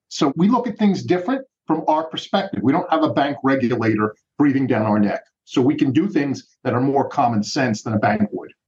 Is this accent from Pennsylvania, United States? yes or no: yes; Philadelphia, Pennsylvania, United States; I grew up in the Philadelphia school system